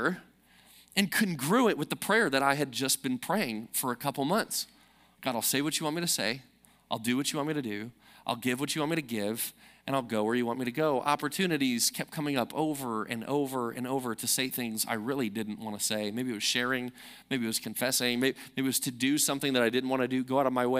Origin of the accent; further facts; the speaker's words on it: Chicago, Illinois, United States; moved away; I'm from Chicago